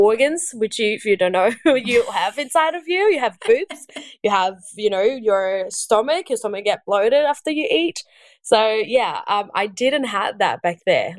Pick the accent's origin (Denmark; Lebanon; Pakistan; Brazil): Brazil; English is a second language; moved away as an adult; now in Australia; I am Brazilian and born and raised in Brazil. And I've been in Australia for 6 years now.